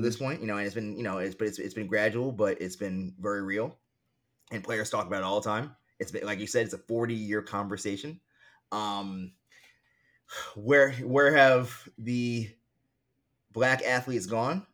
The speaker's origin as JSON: {"language": "English", "town": "New York City", "region": "New York", "country": "United States", "tie": "born or raised there", "lives_now": "Harlem, New York City, United States", "said": "I grew up in Queens, right, I grew up in a, like, you know, a solidly middle-class to affluent neighborhood"}